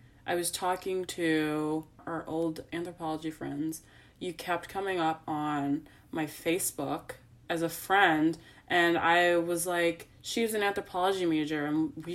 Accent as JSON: {"language": "English", "town": "Chicago", "region": "Illinois", "country": "United States", "said": "I'm from Chicago"}